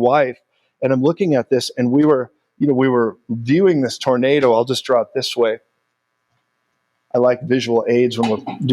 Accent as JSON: {"language": "English", "country": "United States", "also_born_or_lived": "Colorado Springs", "said": "I'm an American"}